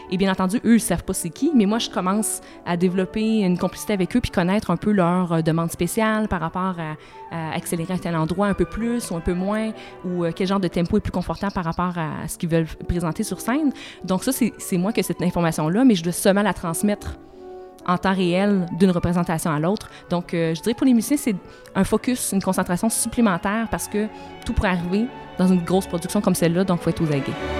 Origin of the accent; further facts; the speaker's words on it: Saint-Georges, Quebec, Canada; Je viens de Saint-Georges-de-Beauce. À Saint-Georges-de-Beauce, il n'y avait ni orchestre, ni grand ballet